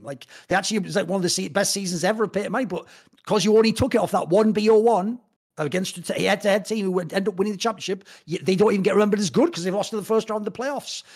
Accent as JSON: {"language": "English", "region": "England", "country": "United Kingdom", "said": "I come from England"}